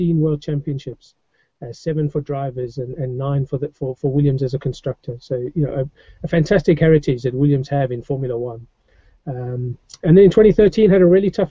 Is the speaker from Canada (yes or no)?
no; South Africa; moved away as an adult; now in England, United Kingdom; I grew up in South Africa